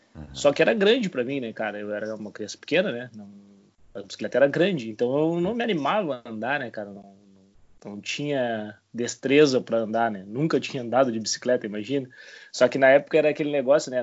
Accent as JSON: {"language": "Portuguese", "town": "Bagé", "region": "Rio Grande do Sul", "country": "Brazil", "tie": "born or raised there", "moved": "yes", "lives_now": "Rio Grande, Brazil", "said": "sou natural de Bagé né? e atualmente moro em Rio Grande"}